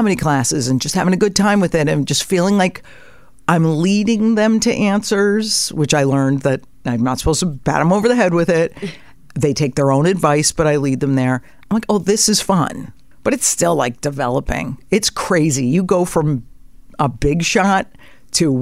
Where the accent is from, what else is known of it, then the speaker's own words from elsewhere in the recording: Connecticut, United States; I grew up in Connecticut